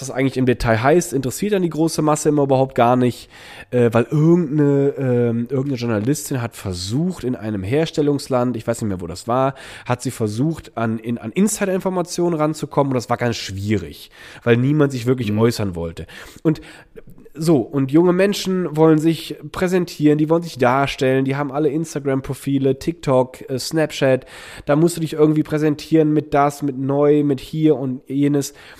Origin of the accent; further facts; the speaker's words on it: Germany; moved away; Rheinland-Pfalz und Nordrhein-Westfalen, weil es auch aus meiner Heimat, äh, in meiner Heimat passiert ist. Ich war aber selber gar nicht